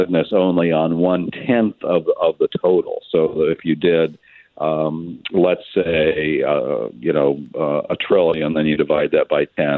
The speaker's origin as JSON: {"language": "English", "region": "Kansas", "country": "United States", "tie": "born or raised there", "moved": "yes", "lives_now": "Washington, D.C., United States", "said": "my native Kansas"}